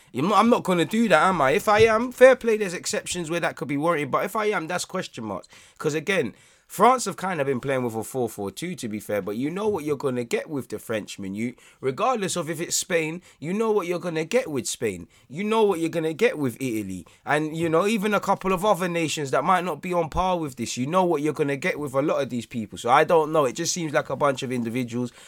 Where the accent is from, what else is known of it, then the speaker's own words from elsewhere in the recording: England, United Kingdom; as English people